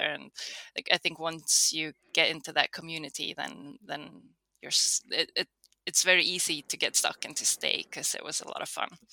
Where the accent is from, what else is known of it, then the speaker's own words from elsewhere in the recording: Karlstad, Värmland, Sweden; So I'm from Karlstad, um, which is sort of right in between Stockholm and Oslo